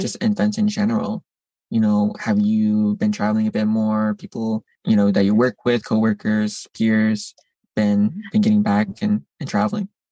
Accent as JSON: {"language": "English", "region": "Midwest", "country": "United States", "moved": "yes", "lives_now": "New York, United States", "said": "I'm from the Midwest as well originally"}